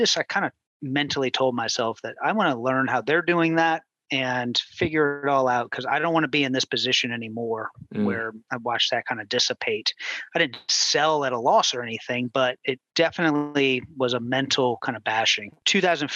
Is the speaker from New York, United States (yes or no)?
no; New Orleans, Louisiana, United States; moved away as an adult; now in Houston, United States; my wife and I, we're from New Orleans, Louisiana, and we got married in 2005.